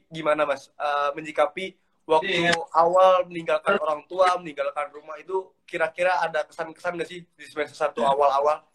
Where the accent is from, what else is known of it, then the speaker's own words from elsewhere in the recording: Southeast Sulawesi, Indonesia; born there; also born or lived in North Maluku; gue berasal dari lahirnya di Sulawesi Tenggara untuk uh, domisilinya dan KTP-nya dari Maluku Utara jadi saya asalnya dari dua daerah